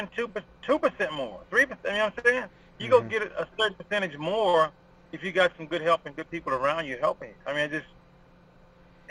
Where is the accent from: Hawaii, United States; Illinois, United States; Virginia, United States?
Virginia, United States; moved away; also born or lived in Texas / Georgia; I grew up in Virginia, but I never really trained in Virginia, except when I was younger